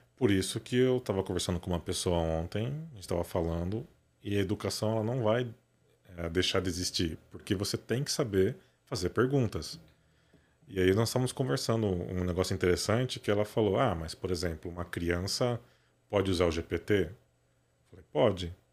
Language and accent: Portuguese; Matão, São Paulo, Brazil; moved away as an adult; Eu nasci em São Paulo, né? Nasci aqui no Cambuci, mas com 8, 9, 9 anos de idade, meu pai foi transferido para o interior para abrir a polícia lá em Matão